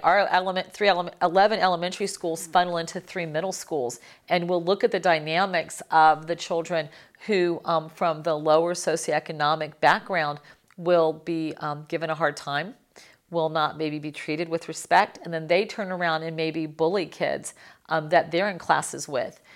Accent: Miami, Florida, United States; I'm from Miami

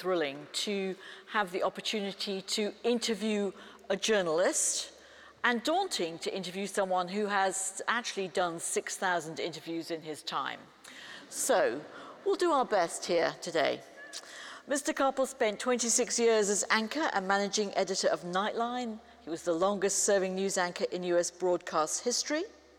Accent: United Kingdom; we're both British

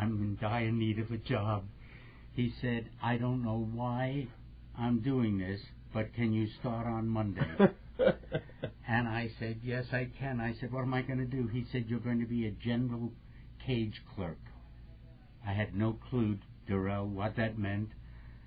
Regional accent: New York City, New York, United States; I grew up in East New York and Brooklyn in Jamaica, Queens

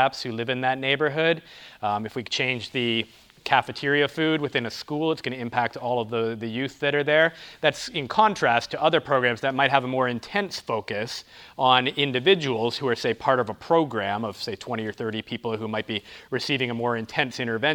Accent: near Toronto, Ontario, Canada; also born or lived in Kansas; now in Columbia, United States; I'm originally from Canada, in near Toronto, Ontario, Canada. So that might explain the funny accent.

